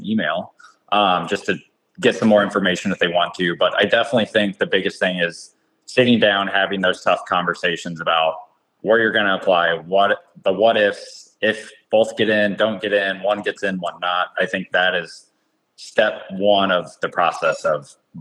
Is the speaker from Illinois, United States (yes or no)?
yes; Illinois, United States; where I grew up in Illinois